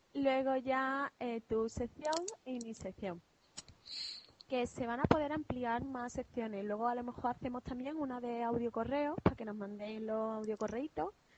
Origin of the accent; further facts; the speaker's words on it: Andalusia, Spain; also born or lived in Málaga; somos andaluces.